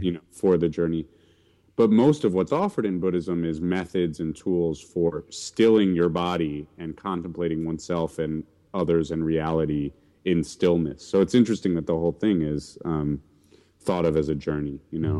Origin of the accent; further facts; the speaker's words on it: New York City, New York, United States; grew up in, mostly in New York City